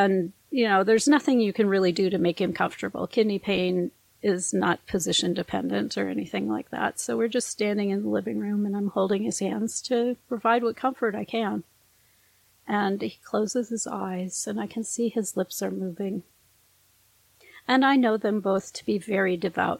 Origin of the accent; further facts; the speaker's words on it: northern Minnesota, United States; I'm raised by a German and a Norwegian in northern Minnesota